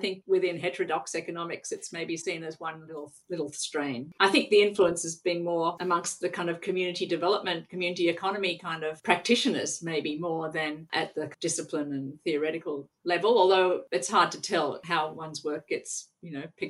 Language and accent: English; Australia; moved away as an adult; Well, it was funny because I came from Australia having completed a degree in geography.